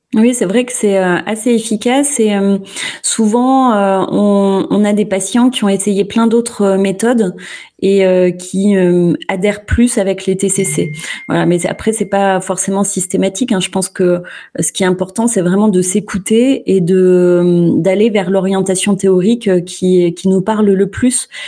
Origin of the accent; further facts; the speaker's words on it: Clermont-Ferrand, Auvergne-Rhône-Alpes, France; je suis de Clermont-Ferrand